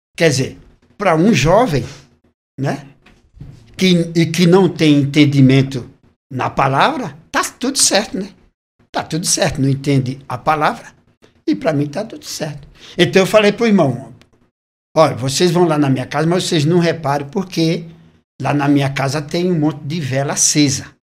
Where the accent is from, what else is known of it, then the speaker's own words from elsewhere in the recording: Recife, Pernambuco, Brazil; now in São Paulo, Brazil; eu sou natural do Recife. Recife, Pernambuco.